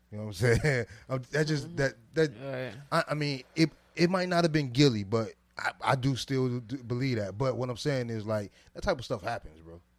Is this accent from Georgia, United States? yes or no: yes; Atlanta, Georgia, United States; I'm from Atlanta.